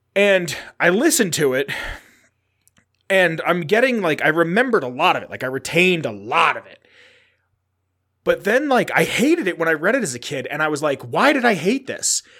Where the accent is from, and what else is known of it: New York City, New York, United States; born or raised there